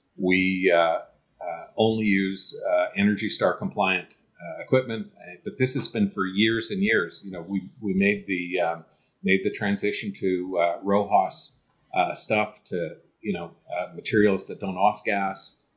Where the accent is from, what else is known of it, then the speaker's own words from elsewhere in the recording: Canada; as a Canadian